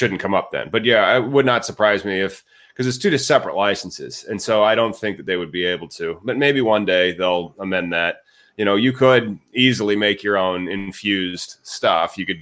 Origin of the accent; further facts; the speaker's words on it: Peoria, Illinois, United States; also born or lived in Chicago, Illinois; my hometown of Peoria